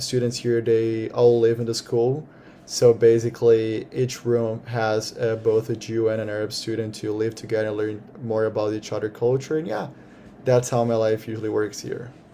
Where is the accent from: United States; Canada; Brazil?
Brazil; now in Israel; I'm originally from Brazil